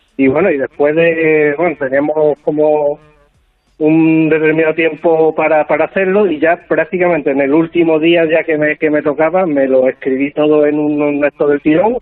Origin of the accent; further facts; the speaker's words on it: Huelva, Andalusia, Spain; casi todos somos de Huelva o gran parte, entonces nos conocemos